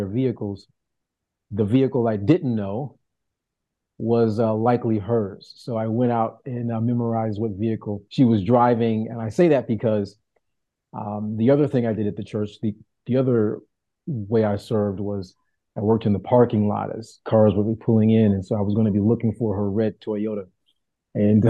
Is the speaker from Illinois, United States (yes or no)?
yes; Chicago, Illinois, United States; moved away as an adult; also born or lived in Dallas-Fort Worth, Texas; now in Bronx, United States; Born and raised on the south side of Chicago